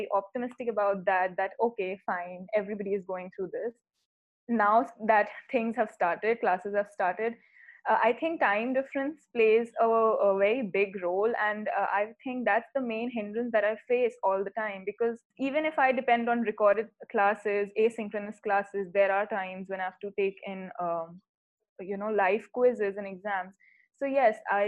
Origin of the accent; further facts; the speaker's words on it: India; also born or lived in Edmonton, Canada; I am from India and I am currently at my home